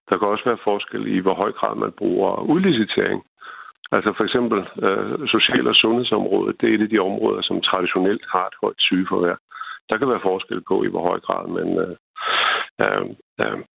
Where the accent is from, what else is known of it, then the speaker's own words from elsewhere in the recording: Denmark; Jeg er selv fra Jylland.